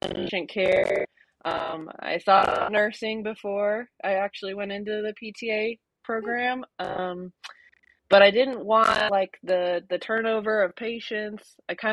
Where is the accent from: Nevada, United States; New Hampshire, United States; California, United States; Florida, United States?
Nevada, United States; Las Vegas; also born or lived in Chicago, Illinois, United States; I'm from Chicago originally, but I moved out to Vegas when I was about 9 years old. So I've been living here for a long time now